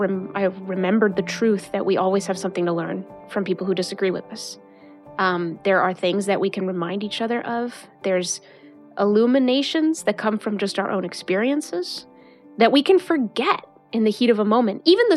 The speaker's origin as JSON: {"language": "English", "country": "Mexico", "tie": "born or raised there", "moved": "yes", "lives_now": "United States", "said": "Growing up in Mexico, coming to the United States, what is democracy?"}